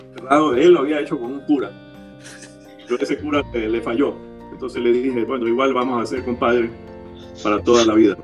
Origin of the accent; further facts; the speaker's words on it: Guayaquil, Guayas, Ecuador; also born or lived in Honduras; nací, nací aquí en Guayaquil